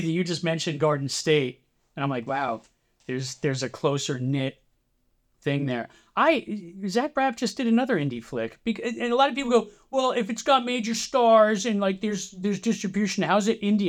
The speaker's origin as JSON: {"language": "English", "region": "New Jersey", "country": "United States", "tie": "born or raised there", "said": "I grew up in New Jersey. I've lived in New Jersey, I'd say ninety-eight percent of my life"}